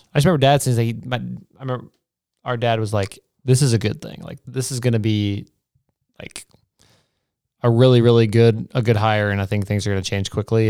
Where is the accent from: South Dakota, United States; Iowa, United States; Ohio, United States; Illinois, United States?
Iowa, United States; also born or lived in Nebraska / New Mexico; I was born in Nebraska. Thomas was born in Carn, or Albuquerque, New Mexico. So, like, we weren't born in Iowa.